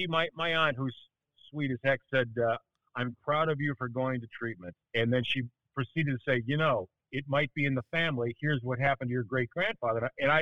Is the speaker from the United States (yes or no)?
yes; Milwaukee, Wisconsin, United States; born there; Yeah, I was born in Milwaukee, which is why I'm an undying Lombardi-era Bart Starr Packer fan.